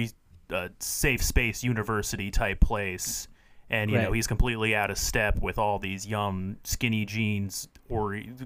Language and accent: English; New York City, New York, United States; You know, I grew up in Manhattan